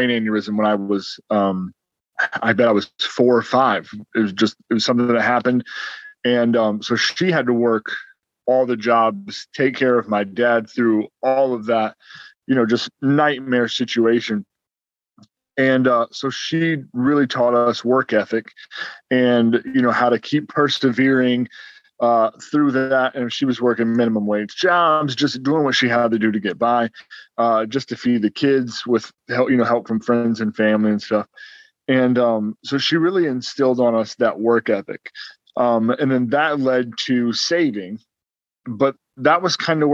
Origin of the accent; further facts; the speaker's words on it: Ohio, United States; We're from Ohio